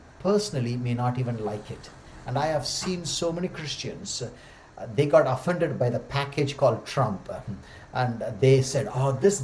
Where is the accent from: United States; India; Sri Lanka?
India; Tamil Nadu; first language Tamil; English is a second language; moved away as an adult; also born or lived in Pune; I never traveled outside Tamil Nadu. So when I went to do my DTS, Discipleship Training School, I felt I was a foreigner in my own country, because the frontier that I crossed until the age of 24 was Katpadi to Chittur